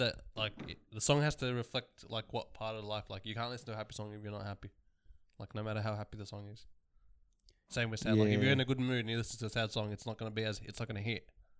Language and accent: English; Australia; I can't believe I'm Australian.